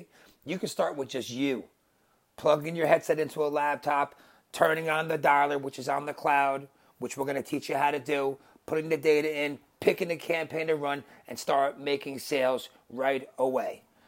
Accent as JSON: {"language": "English", "region": "New Jersey", "country": "United States", "accent": "New Jersey", "said": "New Jersey, as you can tell from my voice, my accent"}